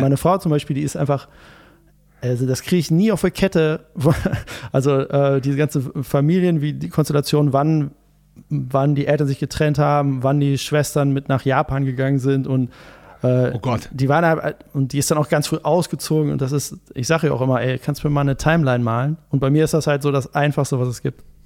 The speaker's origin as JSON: {"language": "German", "town": "Gütersloh", "region": "North Rhine-Westphalia", "country": "Germany", "tie": "born or raised there", "also_born_or_lived": "Bielefeld", "said": "also ich bin in Bielefeld geboren, aber ähm, eigentlich ja aus, aus Gütersloh."}